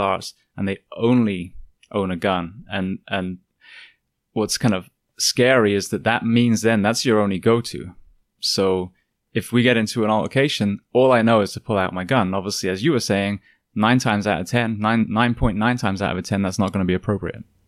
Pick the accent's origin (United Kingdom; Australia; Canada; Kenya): United Kingdom; England; now in United States; I grew up in England